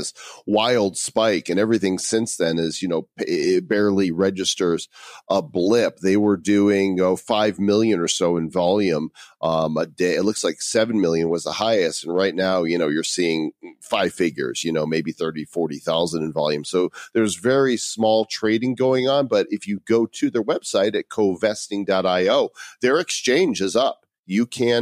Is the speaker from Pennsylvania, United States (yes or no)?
no; Illinois, United States; Illinois, my home state